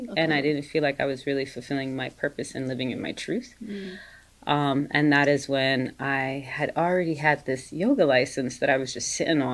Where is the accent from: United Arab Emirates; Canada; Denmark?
United Arab Emirates; Dubai; moved away as an adult; also born or lived in Maryland, United States; now in United States; I was born and raised in Dubai, and I came to America actually in December of 2008.